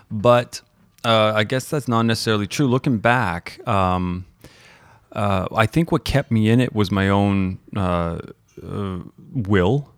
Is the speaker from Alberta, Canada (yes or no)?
yes; Calgary, Alberta, Canada; also born or lived in Toronto; I grew up in the Toronto volleyball or basketball scene, Toronto, Calgary basketball or, or, or volleyball scene